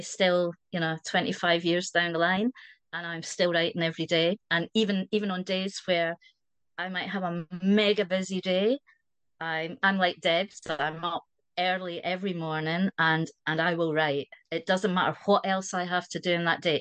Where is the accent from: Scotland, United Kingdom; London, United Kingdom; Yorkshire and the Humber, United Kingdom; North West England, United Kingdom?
Scotland, United Kingdom; accent: Scottish; moved away as an adult; also born or lived in Wiltshire, South West England; now in South West England, United Kingdom; you might be able to tell from the accent I'm Scottish